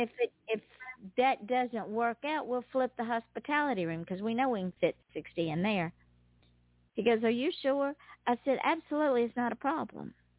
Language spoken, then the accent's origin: English; the South, United States; accent: Southern; southerners we have a draw, hey. and it's not because we're slow or stupid. It's just it's so hot in the South